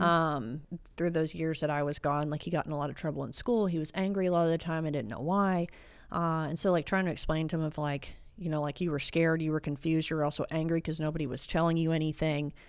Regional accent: Dallas, Texas, United States; also born or lived in Austin; I'm from North Dallas

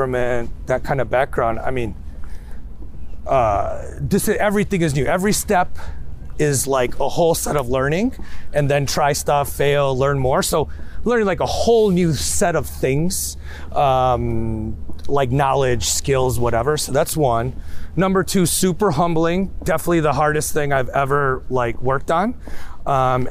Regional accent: Chicago, Illinois, United States; my parents lived in Chicago at the time

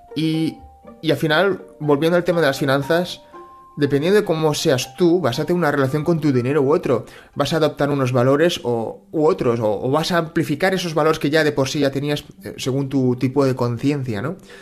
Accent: Barcelona, Catalonia, Spain; yo he nacido en Cataluña, he nacido en Barcelona, yo me siento catalán y español

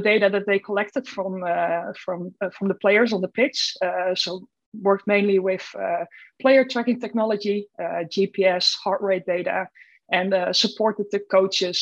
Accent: Netherlands; moved away as an adult; also born or lived in Groningen; I'm from the Netherlands originally.

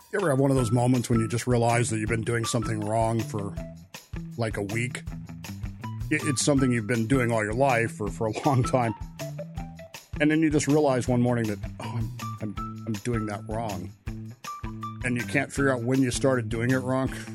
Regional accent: Modesto, California, United States; Modesto, California

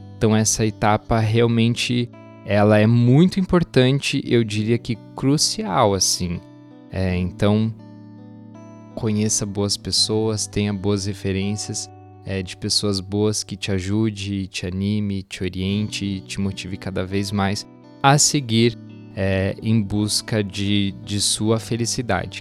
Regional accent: Doutor Camargo, Paraná, Brazil; moved away; Doutor Camargo, que é a minha cidade natal

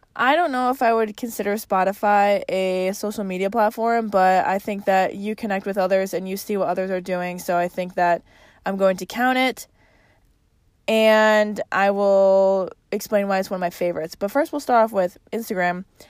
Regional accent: Chicago, Illinois, United States; accent: Chicago; my Chicago accent

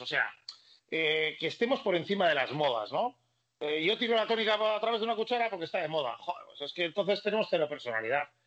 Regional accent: Basque Country, Spain; siendo vasco

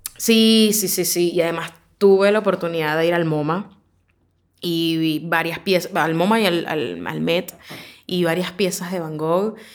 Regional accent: Caracas, Capital District, Venezuela; moved away as an adult; now in Argentina; este es Caracas. Eh, este es donde, de donde yo soy

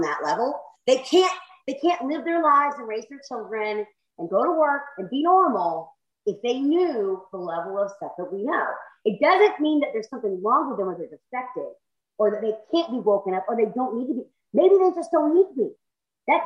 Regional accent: South Carolina, United States; I'm Southern. I have to. I'm from South Carolina

